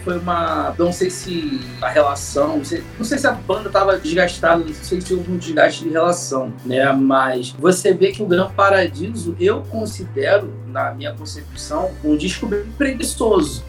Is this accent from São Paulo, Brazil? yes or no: no; Rio de Janeiro, Brazil; eu sou do Rio de Janeiro